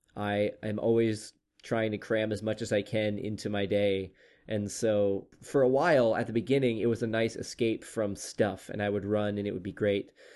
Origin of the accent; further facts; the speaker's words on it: Oklahoma, United States; moved away; my home state of Oklahoma